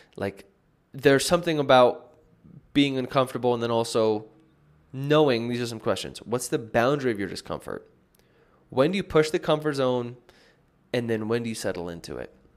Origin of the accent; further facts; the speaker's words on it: United States; now in Medellin, Colombia; I'm back in the States now. It's, like, weird to not be home in my home country